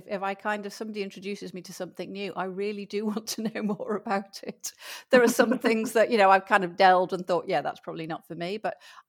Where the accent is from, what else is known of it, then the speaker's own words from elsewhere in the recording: the Wirral, North West England, United Kingdom; also born or lived in Spain; now in Belgium; I'm not actually from Liverpool. I'm from across the water on the Wirral. So I do have that slight twang